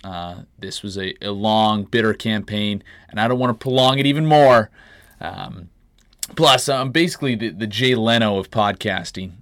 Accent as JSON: {"language": "English", "country": "Canada", "tie": "born or raised there", "moved": "as an adult", "lives_now": "United States", "said": "Growing up in Canada"}